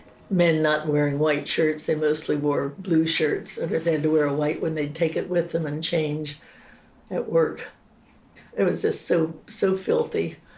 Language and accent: English; Pittsburgh, Pennsylvania, United States; growing up in Pittsburgh